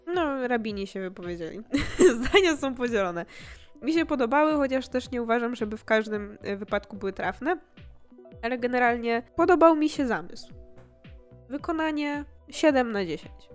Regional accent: Poland

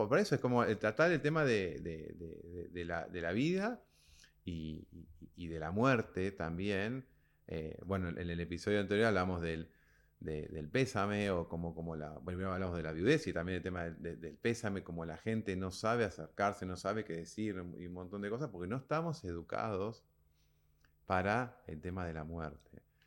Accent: Argentina; nosotros somos argentinos

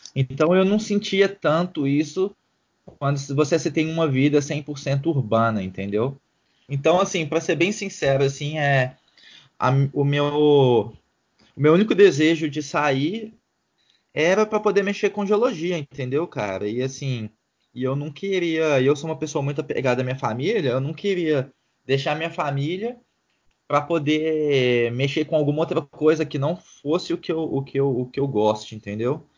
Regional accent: Belo Horizonte, Minas Gerais, Brazil; moved away as an adult; also born or lived in United States / Chicoutimi, Canada; now in Ottawa, Canada; eu e meu irmão, nós somos nascidos e fomos criados em Belo Horizonte

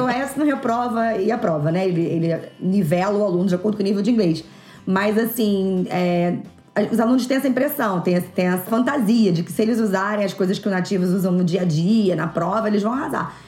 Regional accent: Rio de Janeiro, Brazil; eu que sou do Rio

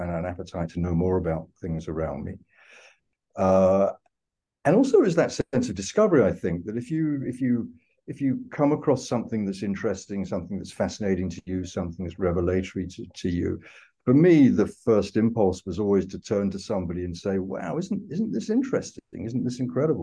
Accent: London, United Kingdom; I was born in London, grew up in London, I've always lived in London

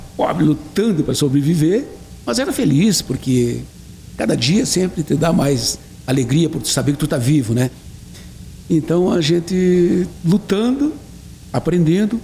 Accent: Itaqui, Rio Grande do Sul, Brazil; minha terra, no Itaqui, no Rio Grande do Sul

